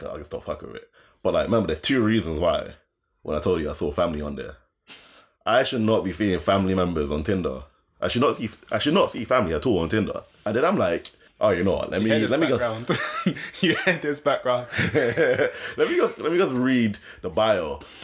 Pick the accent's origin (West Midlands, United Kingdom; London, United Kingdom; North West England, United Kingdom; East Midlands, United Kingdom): London, United Kingdom; I'm from Greenwich